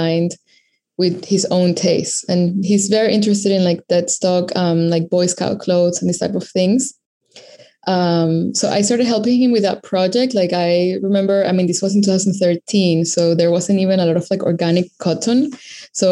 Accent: Venezuela; moved away as an adult; also born or lived in Caracas, Venezuela; now in New York City, United States; I am based in New York City, but I was born and raised in Venezuela.

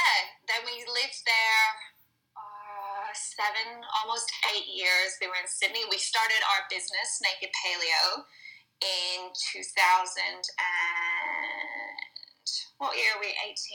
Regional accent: Northern Ireland, United Kingdom; moved away as an adult; now in Australia; So I'm not originally from Australia, which might be a little apparent from my weird accent. It's getting there. It's getting more Australian. I'm originally from Northern Ireland, and I came out to Australia as a backpacker coming up to 10 years now.

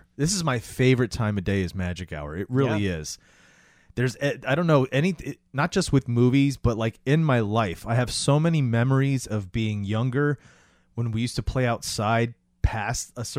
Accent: Florida, United States; And I grew up in Florida, so it was like

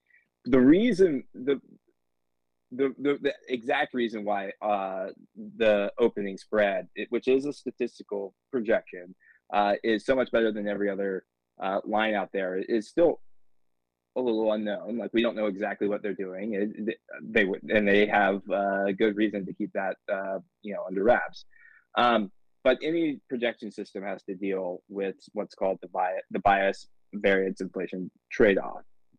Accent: North Carolina, United States; moved away as an adult; also born or lived in Georgia; I grew up a huge Eagles fan. I'm from North Carolina.

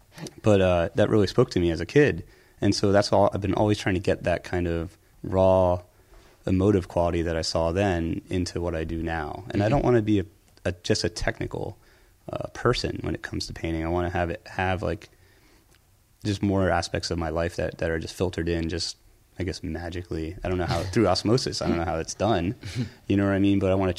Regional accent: Pennsylvania, United States; I grew up outside Philly, so I would go to the Philadelphia Museum of Art

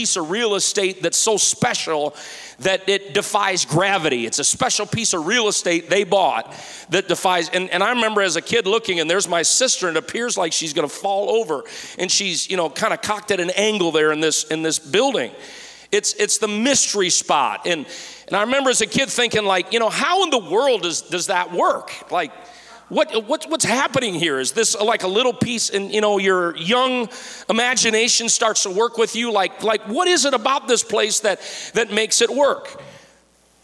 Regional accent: just north of Detroit, Michigan, United States; I'm from Michigan, as some of you know. I'm from just north of Detroit

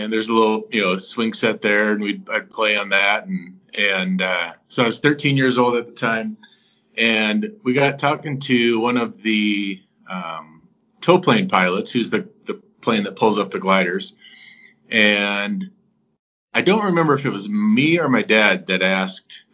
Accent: Cannon Falls, Minnesota, United States; now in Eagan, United States; everyone in town knew my dad

